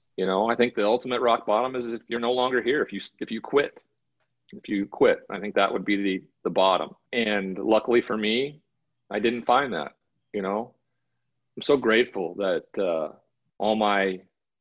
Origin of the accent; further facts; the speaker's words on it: Great Falls, Montana, United States; we grew up in Great Falls, Montana